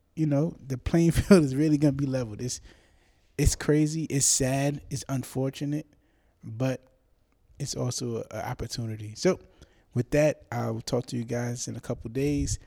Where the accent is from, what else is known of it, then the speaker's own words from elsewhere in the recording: New York City, New York, United States; I'm from the Bronx